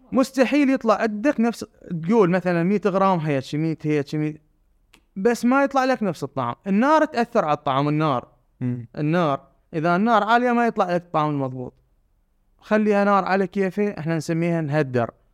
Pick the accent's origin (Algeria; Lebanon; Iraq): Iraq; Basra Governorate; وانا ابن البصره